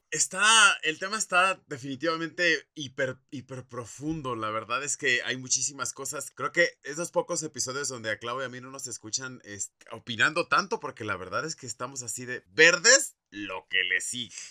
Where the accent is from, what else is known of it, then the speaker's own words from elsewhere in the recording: Mexico; tenemos como mexicanos